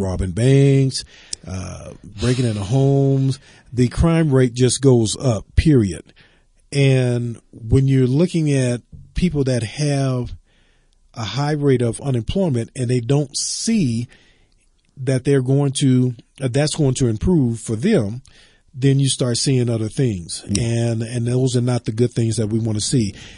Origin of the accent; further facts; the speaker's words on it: the South, United States; moved away; I grew up in the South yes. and I go home as often as I can.